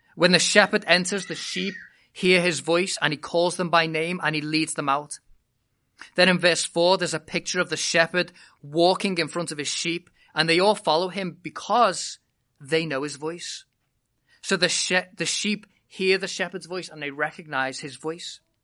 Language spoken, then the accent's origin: English; United Kingdom; moved away as an adult; I was born and bred in Britain